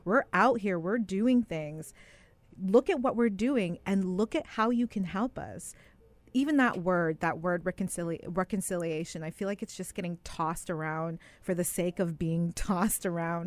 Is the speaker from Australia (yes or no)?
no; Winnipeg, Manitoba, Canada; grew up in the West End of Winnipeg, the Urban Reserve.